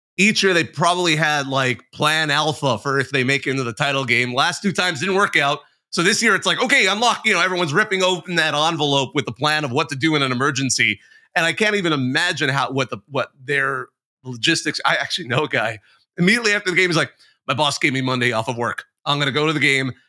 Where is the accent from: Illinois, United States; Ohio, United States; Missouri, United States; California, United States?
California, United States; Bakersfield; a Bakersfield boy, by the way, my hometown